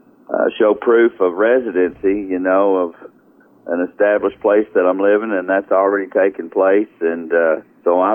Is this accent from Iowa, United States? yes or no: no; Arkansas, United States; also born or lived in Louisiana; now in Kentucky, United States; I'm originally from Arkansas